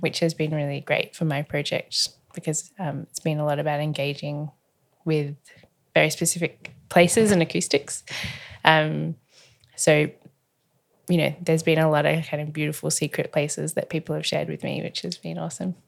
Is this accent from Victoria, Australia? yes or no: yes; Melbourne, Victoria, Australia; I was born in Carlton in Melbourne, and I haven't moved very far, actually. I've travelled the world widely, but, um, I've only ever lived in Melbourne.